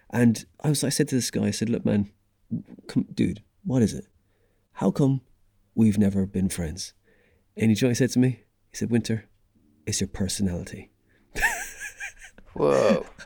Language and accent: English; Dublin, Leinster, Ireland; moved away as an adult; We came over from from Dublin for jobs and stuff. Went in 2008.